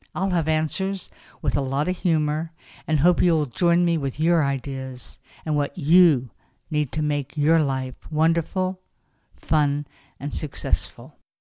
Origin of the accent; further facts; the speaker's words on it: Beverly Hills, California, United States; moved away; I'm originally from Beverly Hills, California